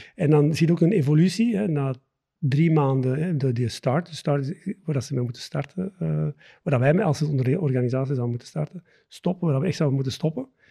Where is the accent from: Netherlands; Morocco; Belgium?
Belgium; the Campine, Flanders; moved away as an adult; also born or lived in Antwerp area; now in near Antwerp, Belgium; ik ehm, ben geboren en getogen in de Kempen